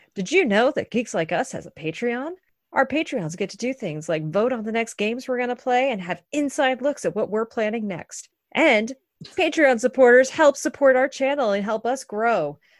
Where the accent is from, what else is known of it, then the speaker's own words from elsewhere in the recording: Maine, United States; now in North Carolina, United States; I grew up in Maine